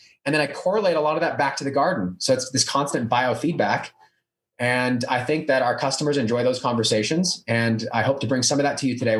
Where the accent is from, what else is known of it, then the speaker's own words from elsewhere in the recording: California, United States; when I moved to Colorado, I was from California, and I really started to grow a lot more.